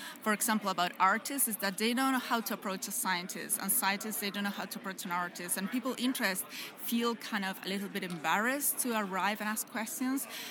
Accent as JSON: {"language": "English", "country": "Chile", "also_born_or_lived": "United States", "moved": "as an adult", "said": "I'm from Chile."}